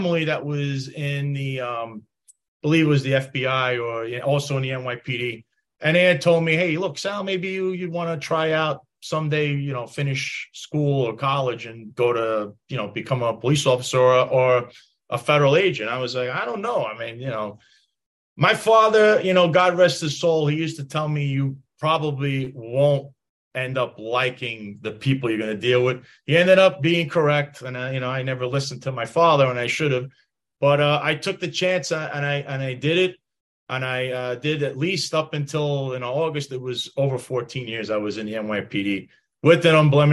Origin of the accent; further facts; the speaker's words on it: New York City, New York, United States; moved away as an adult; also born or lived in Bay Ridge, Brooklyn; now in Florida, United States; I grew up in Bensonhurst. I live in Florida now.